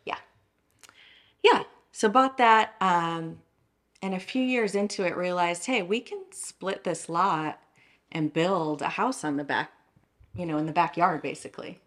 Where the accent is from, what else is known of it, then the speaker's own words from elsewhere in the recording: Downers Grove, Illinois, United States; moved away as an adult; also born or lived in Austin, Texas; I grew up in Downers Grove, Illinois